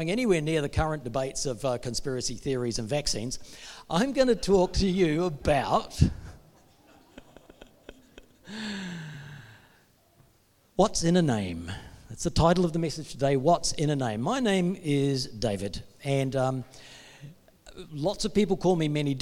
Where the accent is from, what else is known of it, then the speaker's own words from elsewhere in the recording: New Zealand; now in Perth, Australia; Mike, my brother, we're both from New Zealand